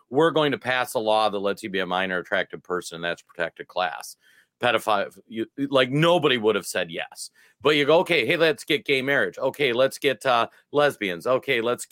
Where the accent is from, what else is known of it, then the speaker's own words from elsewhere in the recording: Minnesota, United States; I'm from Minnesota.